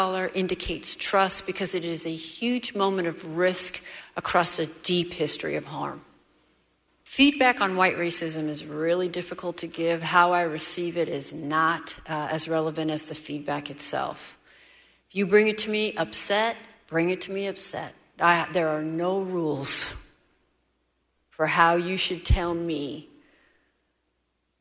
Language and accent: English; Seattle, Washington, United States; I'm from Seattle